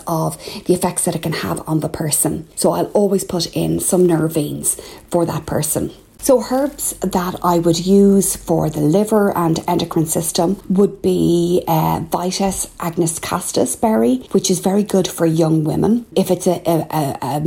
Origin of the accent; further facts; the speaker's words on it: Ireland; I'm …